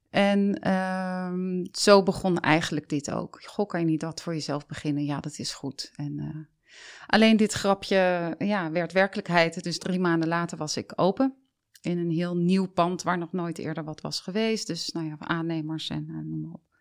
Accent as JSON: {"language": "Dutch", "town": "Delft", "region": "South Holland", "country": "Netherlands", "tie": "born there", "said": "ik ben dus geboren in Delft, heb daar maar kort gewoond."}